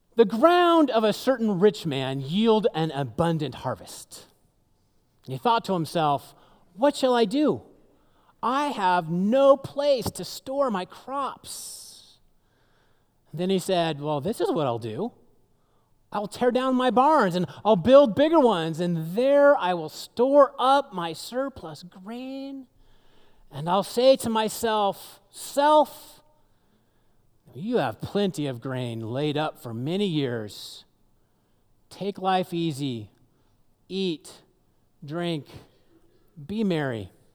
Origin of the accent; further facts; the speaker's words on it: Seattle, Washington, United States; moved away; I grew up in the Seattle area